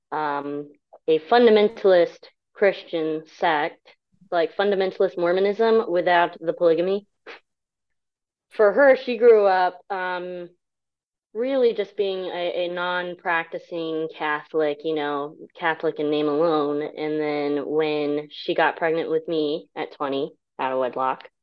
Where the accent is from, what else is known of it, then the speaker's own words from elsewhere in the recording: Japan; born there; So uh, I was born in Japan. I'm a military brat, so I am Asian, but I am not Japanese.